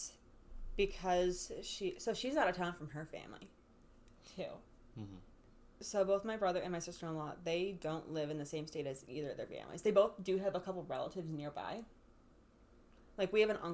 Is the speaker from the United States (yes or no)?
no; Ireland; we're Irish